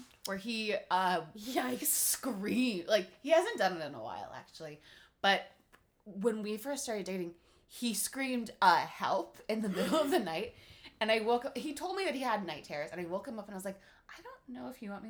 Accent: Midwest, United States; I grew up in the Midwest

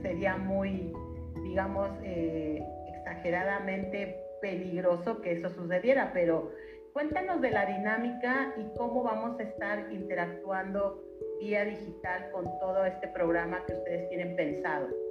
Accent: Mexico; nos beneficiamos todos los mexicanos

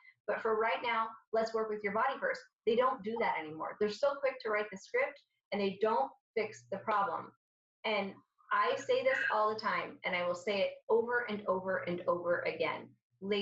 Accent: Syria; now in United States; I'm Syrian, so I'm from the Mediterranean.

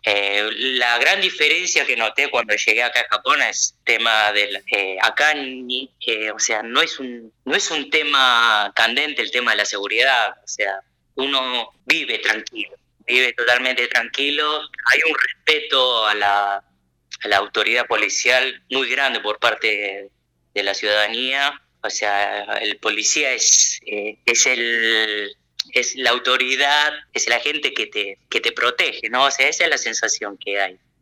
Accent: La Plata, Buenos Aires Province, Argentina; moved away as an adult; now in Japan; yo nací, crecí, me eduqué allá en la Argentina

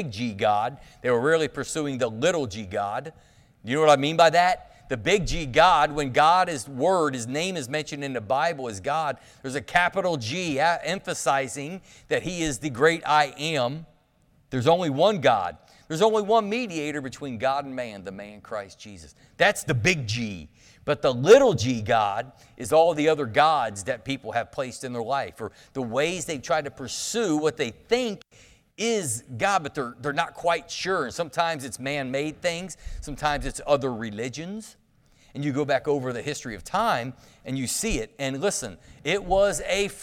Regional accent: United States; I'm from Claremont County.

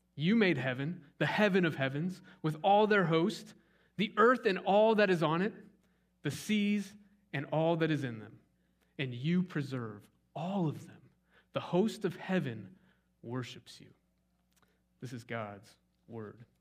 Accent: Scottsdale, Arizona, United States; now in East Texas, United States; I grew up in Scottsdale, Arizona.

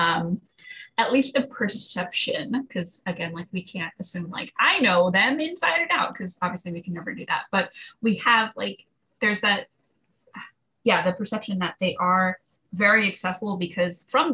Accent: New Jersey, United States; I'm from Jersey and like the whole band is from Jersey

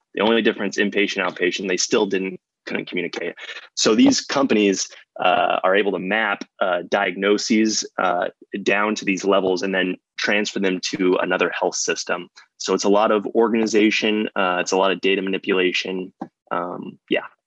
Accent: Arizona, United States; moved away as an adult; also born or lived in Chicago / New York; I'm originally from Arizona

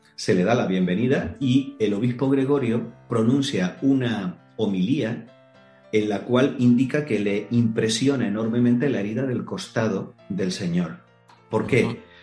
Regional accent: Tenerife, Canary Islands, Spain; yo soy oriundo de Canarias, de Tenerife

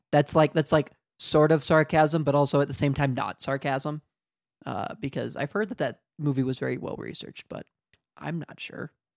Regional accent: United States; accent: American; I'm American

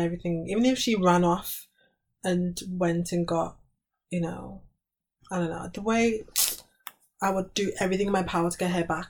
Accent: United Kingdom

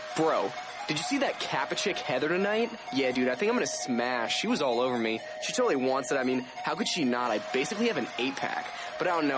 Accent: East Coast, United States; moved away; I'm from the East Coast

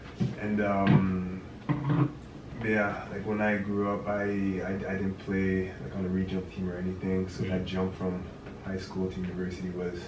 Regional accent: Sudbury, Ontario, Canada; I'm from Sudbury.

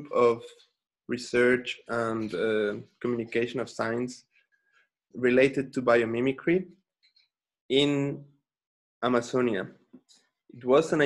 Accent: Xalapa, Veracruz, Mexico; also born or lived in Brazil; I came back to my hometown, which is Jalapa, the capital of the Veracruz state, in the Atlantic coast, Mexico

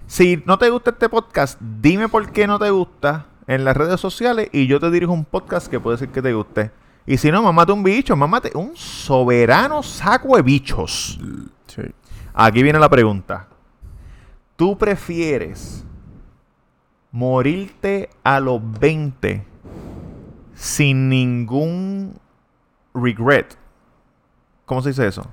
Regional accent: Puerto Rico; yo soy puertorriqueño

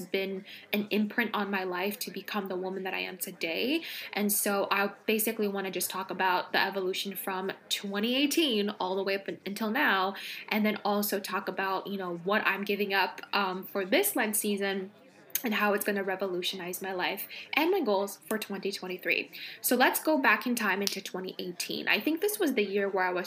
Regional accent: California, United States; now in East Coast, United States; I grew up in California where we don't have seasons

